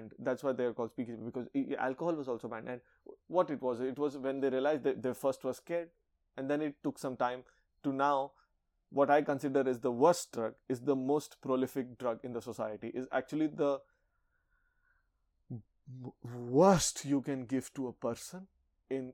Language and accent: English; India; I'm from India